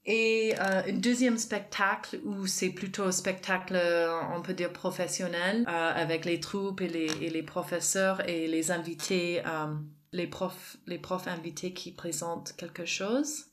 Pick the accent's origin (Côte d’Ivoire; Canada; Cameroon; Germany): Canada; moved away as an adult; also born or lived in France; now in Aix-en-Provence, France; à l'origine, je suis canadienne